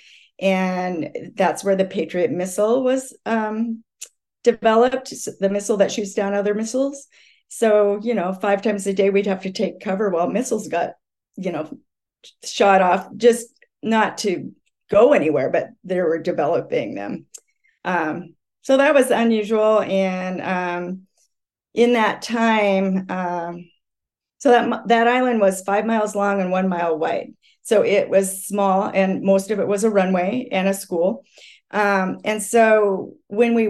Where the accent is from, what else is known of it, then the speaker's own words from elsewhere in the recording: Eastern Washington State, United States; I was born in Eastern Washington State in the U.S.